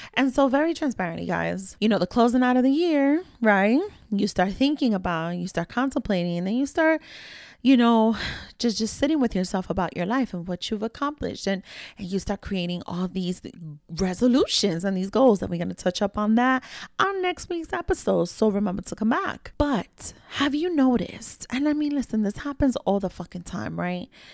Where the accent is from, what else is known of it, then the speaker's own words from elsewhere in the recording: New York City, New York, United States; growing up in New York City, right, again, the daughter of immigrant parents